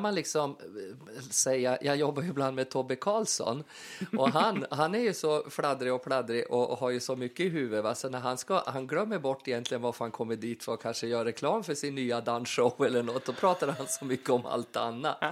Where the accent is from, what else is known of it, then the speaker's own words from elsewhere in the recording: Furuvik, Gävleborg County, Sweden; moved away; hemma i Furuvik egentligen då, där jag växte upp